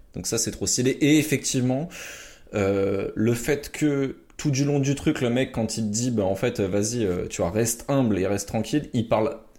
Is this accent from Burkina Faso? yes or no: no; France; chez nous en France